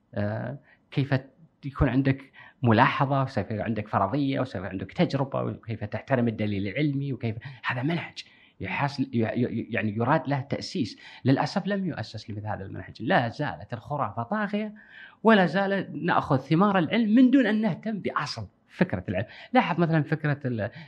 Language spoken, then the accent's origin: Arabic; Kuwait; عندنا بالكويت